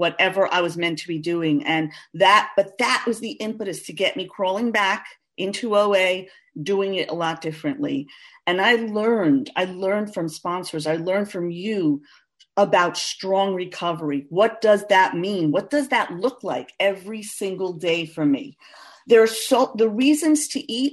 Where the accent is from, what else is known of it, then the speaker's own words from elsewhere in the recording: New York City, New York, United States; I'm from Queens, New York. Born and bred